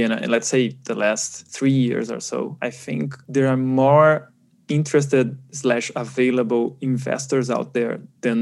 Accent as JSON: {"language": "English", "country": "Brazil", "said": "I'm from Brazil"}